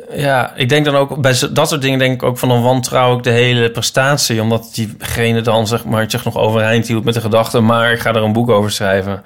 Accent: Netherlands; also born or lived in Utrecht; we zijn wel Nederlanders

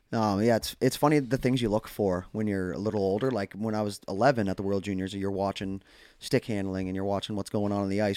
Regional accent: Canada; as Canadian hockey fans

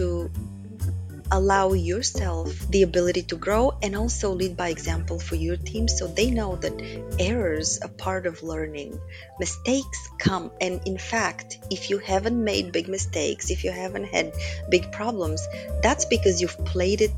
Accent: Bulgaria; moved away as an adult; now in United States; I grew up in Bulgaria during communism

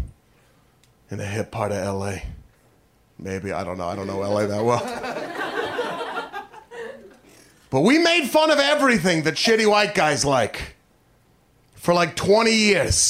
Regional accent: Portland, Oregon, United States; I am from Portland, Oregon.

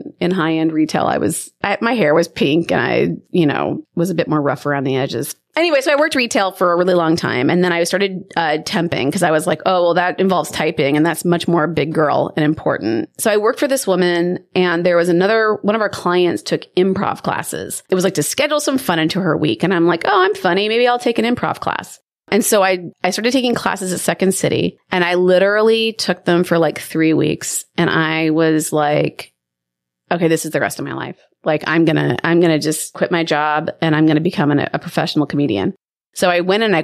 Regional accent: Omaha, Nebraska, United States; I am originally from Nebraska, from Omaha, and I'm from a huge family

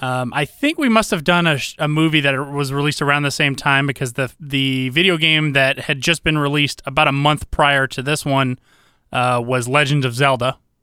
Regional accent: Georgia, United States; also born or lived in Iowa; I'm Iowa born, but Georgia bred

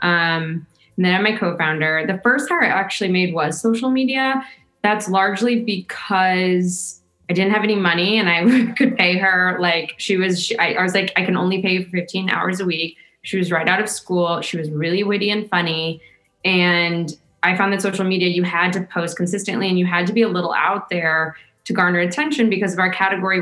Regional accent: St. Louis, Missouri, United States; my hometown, which was a Hustler Hollywood next to the airport in a strip mall in St. Louis, Missouri, where I grew up

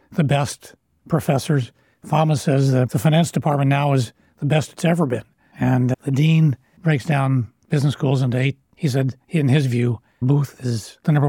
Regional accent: Lawrence, Kansas, United States; I grew up on Naismith Drive

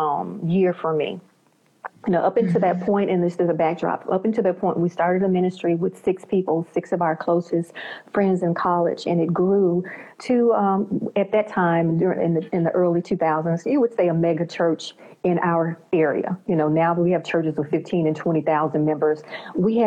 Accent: Memphis, Tennessee, United States; I'm from the United States, and I'm from this southern region, Memphis, Tennessee area

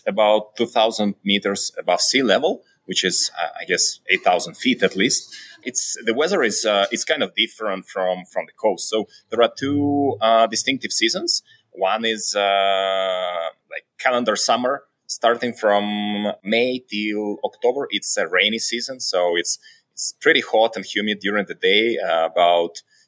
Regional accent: Belarus; now in Mexico City, Mexico; I'm originally from Belarus. I've been living in several countries before.

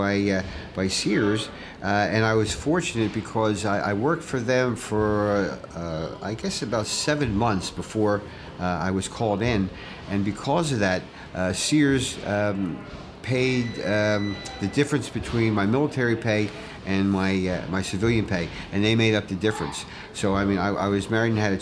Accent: New York, United States; I was the only one from New York

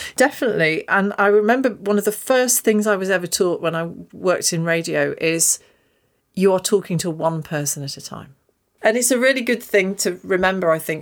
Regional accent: Stoke Golding, East Midlands, United Kingdom; I was born and brought up in Stoke Golding

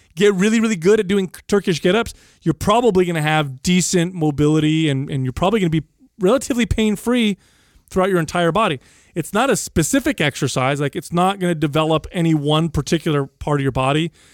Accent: United States; I'm an 11 year old, 12 year old, but I'm from America

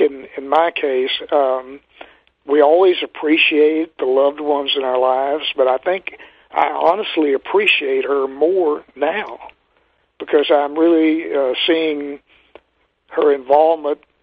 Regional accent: Texas, United States; moved away as an adult; also born or lived in Minnesota; I was from Texas

